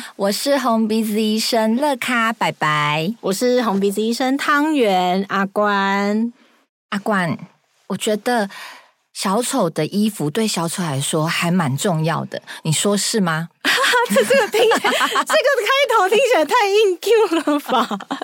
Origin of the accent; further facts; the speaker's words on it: Taichung, Taiwan; 我是台中， 的，我是台中人